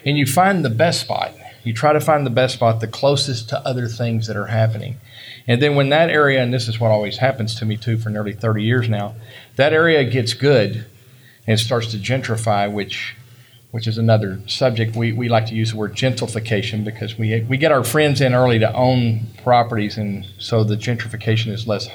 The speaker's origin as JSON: {"language": "English", "area": "Southern Dallas County", "region": "Texas", "country": "United States", "tie": "born or raised there", "said": "I came from Southern Dallas County, where I grew up and lived my whole life."}